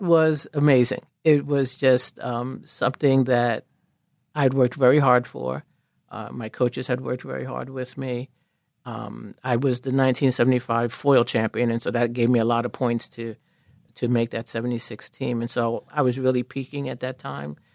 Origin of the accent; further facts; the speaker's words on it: New York City, New York, United States; moved away as an adult; also born or lived in Philadelphia; I grew up in Harlem. Uh, had no intention of ever leaving New York